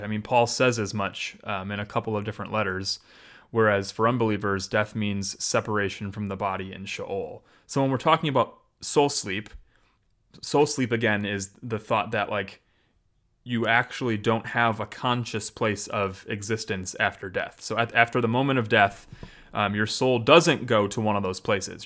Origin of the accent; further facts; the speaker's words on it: Janesville, Wisconsin, United States; Janesville, which is technically my hometown